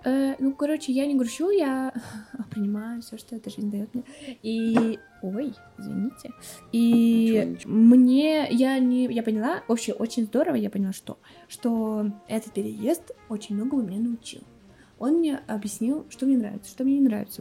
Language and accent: Russian; Kulevatovo, Tambov Oblast, Russia; moved away as an adult; also born or lived in Moscow / Cyprus; я родилась э, в Тамбовской области, в Сосновском районе, в селе Кулеватово.